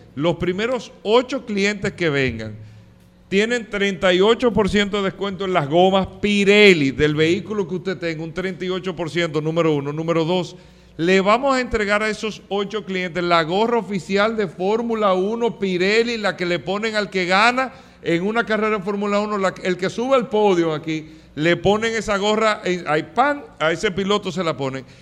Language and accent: Spanish; Dominican Republic; nosotros como dominicanos, República Dominicana